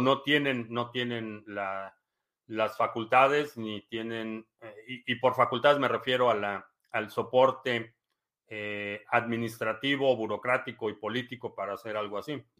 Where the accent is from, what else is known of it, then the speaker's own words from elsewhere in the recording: Mexico; moved away; cuando yo crecí en México